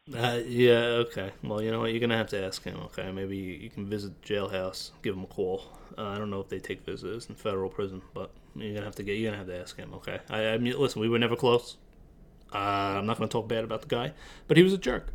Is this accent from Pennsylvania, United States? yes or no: no; Massapequa, New York, United States; we're both from Massapequa, New York